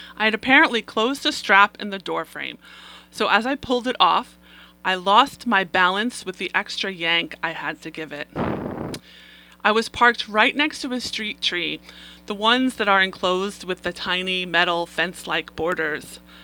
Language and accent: English; New York City, New York, United States; I am a native New Yorker. I grew up on Staten Island, the place in New York City